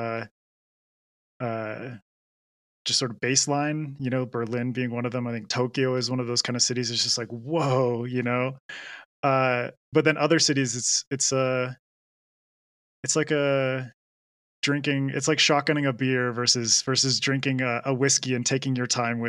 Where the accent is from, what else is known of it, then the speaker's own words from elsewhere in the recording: British Columbia, Canada; I grew up in British Columbia